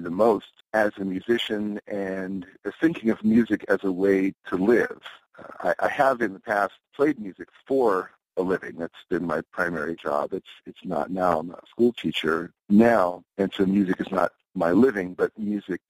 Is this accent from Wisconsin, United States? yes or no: no; Pennsylvania, United States; moved away as an adult; also born or lived in New York City; now in Colorado, United States; I was growing up in Pennsylvania at that time